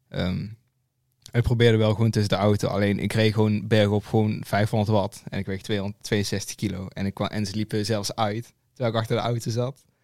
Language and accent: Dutch; Limburg, Netherlands; Ja, ik ben uh … ik kom uit Limburg, ik ben 19.